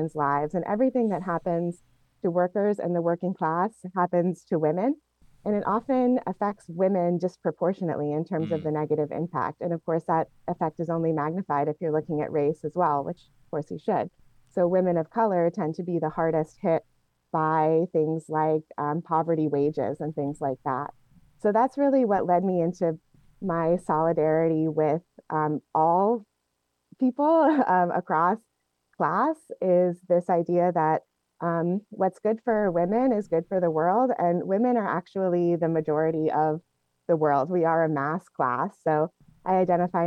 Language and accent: English; Portland, Oregon, United States; moved away; I grew up in Portland, Oregon